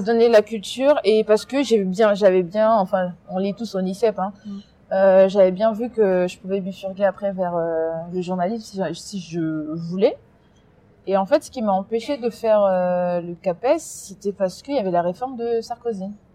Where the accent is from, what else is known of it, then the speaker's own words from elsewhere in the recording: France; also born or lived in Congo; j'ai vécu là-bas jusqu'à 7 ans, mais j'ai passé toute ma scolarité ici, toute ma vie elle est ici